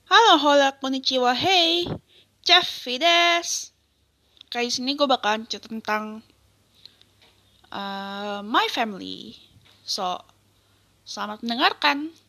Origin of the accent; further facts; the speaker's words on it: Tangerang, Banten, Indonesia; born there; now in Bekasi, Indonesia; gue pindah ke Bekasi tahun 99 dari Tangerang tempat kelahiran gue. Tapi gue masih bingung, kenapa di KTP gue itu ditulis Jakarta gitu.